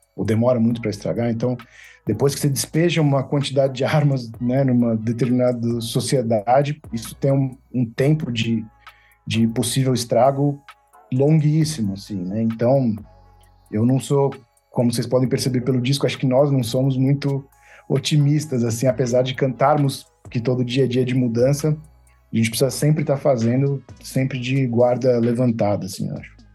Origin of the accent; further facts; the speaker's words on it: São Paulo, Brazil; accent: paulistano; ser uma banda paulistana, né? Assim, eu acho que faz parte da nossa identidade também a, re, a relação que a gente tem com, com a cidade, o nosso sotaque